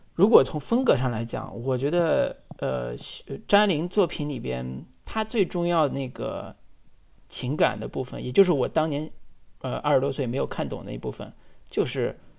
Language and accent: Chinese; China; 我们大陆人